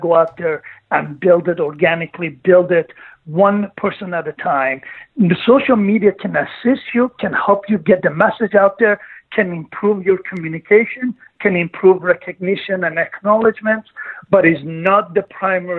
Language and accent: English; Greece; moved away as an adult; also born or lived in Iran / Canada; now in United States; I was born in Iran, and then I grew up through my teenage years. I was growing up in Greece. Then I moved to Canada when I was 18